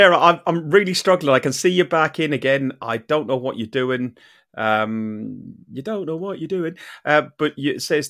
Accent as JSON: {"language": "English", "country": "Ireland", "said": "I'm an Irishman."}